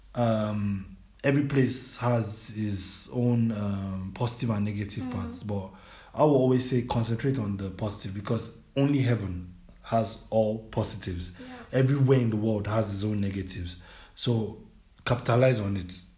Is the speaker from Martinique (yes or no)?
no; Nigeria; moved away as an adult; now in Germany; I was born and raised in Nigeria